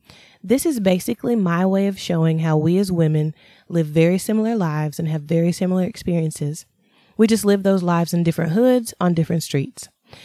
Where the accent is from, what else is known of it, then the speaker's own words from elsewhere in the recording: North Carolina, United States; I'm a Tar Heel for life because I'm from North Carolina.